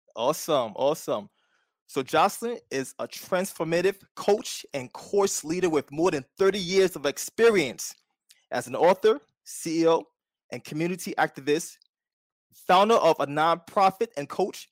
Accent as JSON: {"language": "English", "town": "New York City", "region": "New York", "country": "United States", "said": "I'm from Staten Island"}